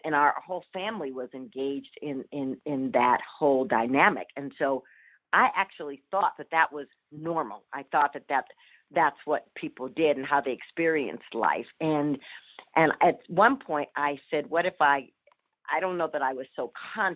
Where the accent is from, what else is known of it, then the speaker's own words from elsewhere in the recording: Minneapolis, Minnesota, United States; I was born in Minneapolis